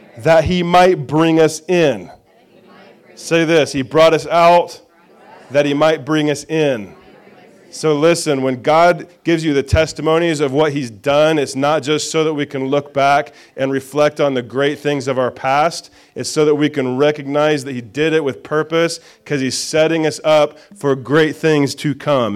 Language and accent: English; Indiana, United States; I'm a hillbilly from Indiana